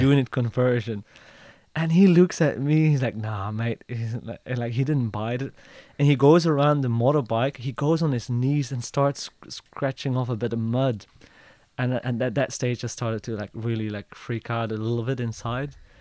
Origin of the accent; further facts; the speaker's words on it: Belgium; I'm from Belgium.